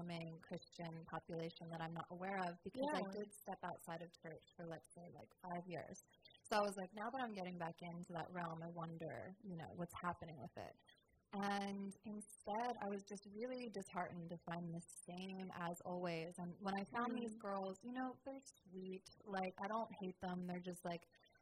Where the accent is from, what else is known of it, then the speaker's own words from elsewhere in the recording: New Jersey, United States; I'm from, like, South Jersey.